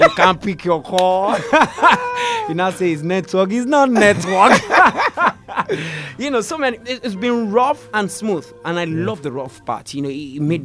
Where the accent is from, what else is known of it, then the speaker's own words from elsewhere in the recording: Lagos, Nigeria; moved away as an adult; also born or lived in Ogbomosho; Then I came back to Lagos fully. I was born in Lagos anyway